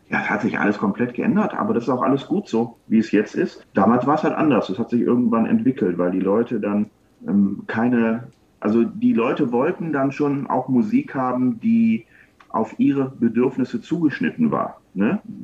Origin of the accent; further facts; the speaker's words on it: Wuppertal, North Rhine-Westphalia, Germany; ich komme ja aus Wuppertal